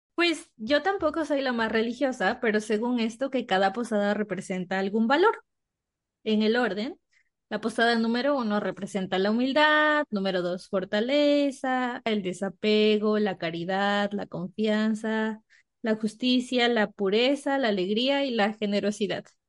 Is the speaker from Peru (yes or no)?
no; Mexico; En México cenamos tarde